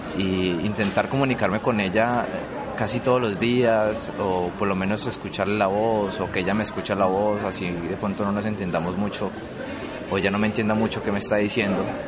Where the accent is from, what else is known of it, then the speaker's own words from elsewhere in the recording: Colombia; moved away as an adult; now in Chile; en mi país recorrí mucho todas partes de Colombia por mi trabajo.